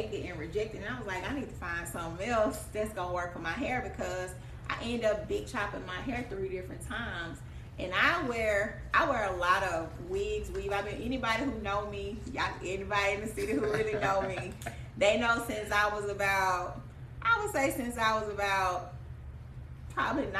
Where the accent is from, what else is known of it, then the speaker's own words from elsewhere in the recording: Jackson, Mississippi, United States; I'm from Jackson, Mississippi.